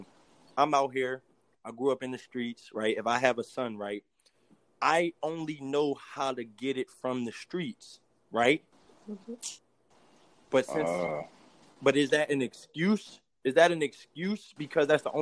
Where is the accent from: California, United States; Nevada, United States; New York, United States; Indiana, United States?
New York, United States; New York City; I grew up, I'm from New York. I'm from Brooklyn.